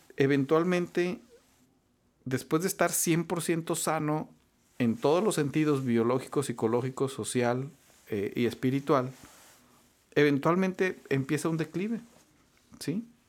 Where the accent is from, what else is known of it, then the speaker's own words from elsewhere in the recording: Saltillo, Coahuila, Mexico; moved away as an adult; also born or lived in Mexico City, Mexico; now in Monterrey, Mexico; originario de Saltillo. Me vine a estudiar aquí medicina, me vine a estudiar en la Escuela de, Medicina del TEC de Monterrey